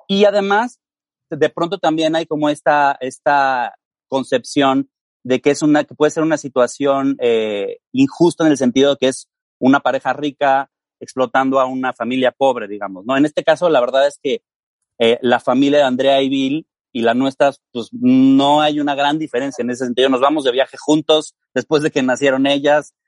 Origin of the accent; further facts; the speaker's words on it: Mexico; yo soy mexicano